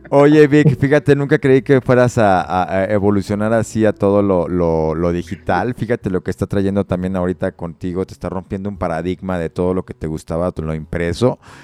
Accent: Mexico; como mexicanos, pues hemos nacido, nos hemos desarrollado, hemos crecido

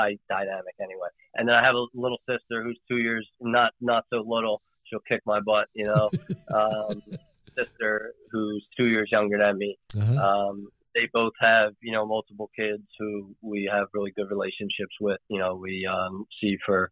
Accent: Philadelphia, Pennsylvania, United States; Born and raised in Philly

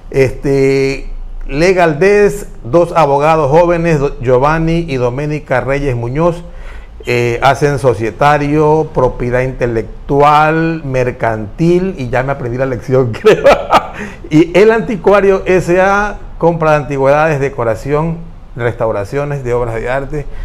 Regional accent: Ecuador; Claro, pues para eso somos ecuatorianos.

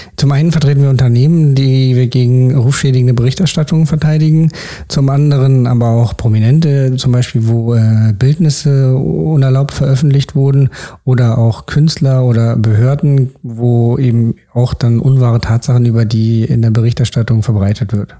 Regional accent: Berlin, Germany; bin in Berlin geboren und aufgewachsen

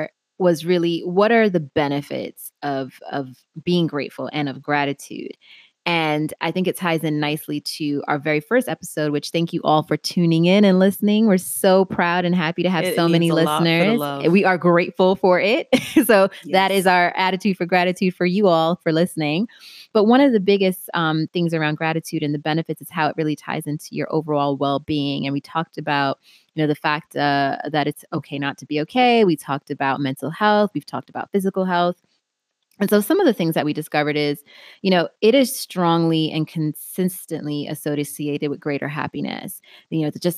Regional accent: England, United Kingdom; my diary / calendar, that I'm a Brit, my diary is starting to really jam up.

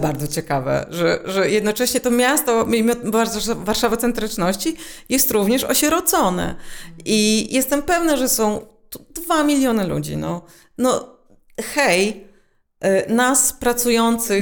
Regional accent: Warsaw, Masovian Voivodeship, Poland; Ja się wychowałam w małym miejscu, które należało do Warszawy

